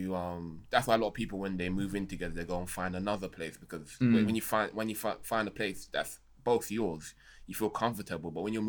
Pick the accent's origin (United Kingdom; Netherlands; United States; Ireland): United Kingdom; London; a lot of us growing up in London